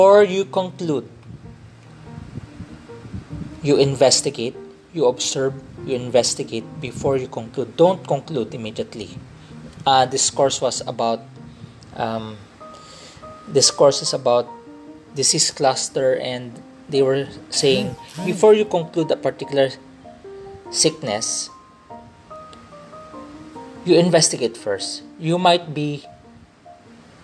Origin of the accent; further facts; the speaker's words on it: Philippines; I grew up in Philippines, the culture I'm accustomed to is the Filipino culture